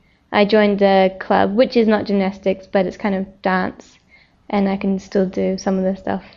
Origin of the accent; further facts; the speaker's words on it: New Zealand; Growing up in New Zealand is very free.